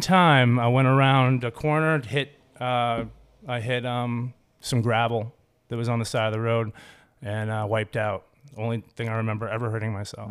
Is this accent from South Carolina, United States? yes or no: no; Cape Elizabeth, Maine, United States; also born or lived in Ames, Iowa / Portland, Maine; I was born in Ames, Iowa